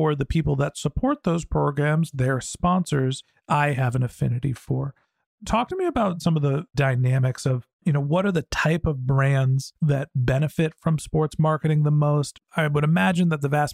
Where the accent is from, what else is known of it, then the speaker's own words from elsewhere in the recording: Bay Area, California, United States; also born or lived in Boston; I grew up in the Bay Area